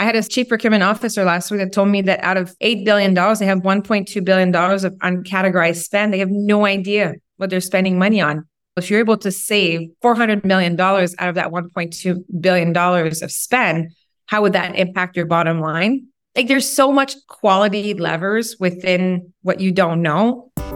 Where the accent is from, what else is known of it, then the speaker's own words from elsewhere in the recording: Quebec, Canada; English is a second language; moved away as an adult; also born or lived in West Coast; I'm originally from Quebec, French Canadian. Left Quebec a long time ago to become a ski instructor, actually on the West Coast, and then went to university, learned English.